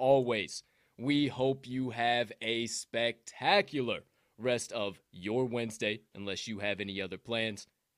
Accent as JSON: {"language": "English", "region": "Southern Illinois", "country": "United States", "moved": "yes", "lives_now": "Chicago, United States", "said": "Now, I'm actually from Southern Illinois originally. Obviously, we're both in Chicago now."}